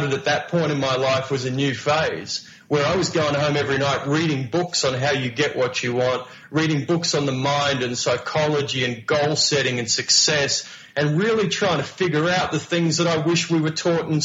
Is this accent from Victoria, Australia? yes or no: yes; Melbourne, Victoria, Australia; moved away as an adult; I came from Melbourne, Australia, you know, working poor Melbourne, Australia, where my part-time jobs were working at KFC